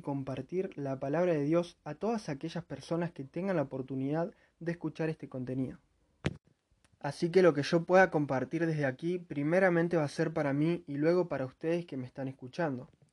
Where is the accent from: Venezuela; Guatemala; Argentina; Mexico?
Argentina; Neuquén; soy de Neuquén, Argentina